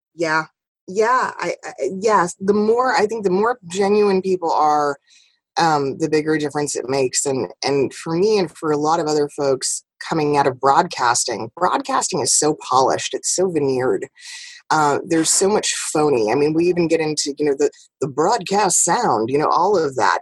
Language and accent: English; New York, United States; moved away; also born or lived in West Coast; I'm still very much a New Yorker. That that New York drive, that New York hustle, has never left me